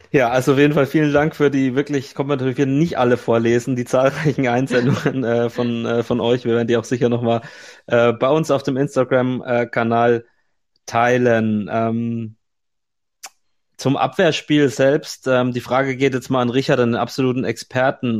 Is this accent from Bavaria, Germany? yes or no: yes; Franconia, Bavaria, Germany; in meiner fränkischen mhm. Heimat in Nürnberg